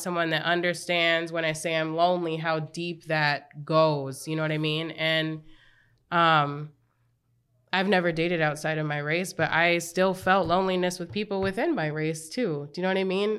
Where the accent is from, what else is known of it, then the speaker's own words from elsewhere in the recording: Apple Valley, Minnesota, United States; I grew up in Apple Valley, very white